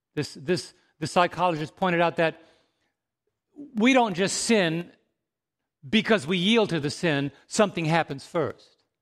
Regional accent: New York City, New York, United States; growing up in New York City

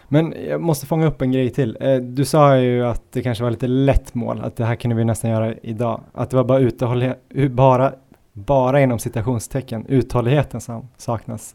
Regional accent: Stockholm, Stockholm County, Sweden; moved away; när jag var hemma i Stockholm

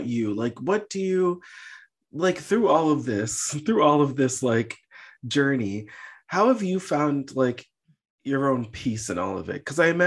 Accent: United States; I'm born and raised in America

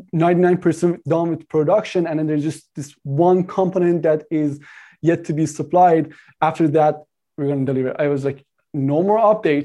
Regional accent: Canada; I'm Canadian

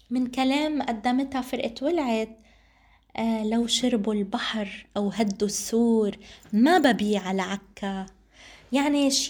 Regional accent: Palestine; علينا نحن كفلسطينيين وكمعنيين فلسطينيين وكمؤسسات نجتمع على أهمية دعم هذه الفرق والإبداعات والأشخاص والمبدعين فلازم طاقاتنا الفلسطينية دايما نسعى لدعمها

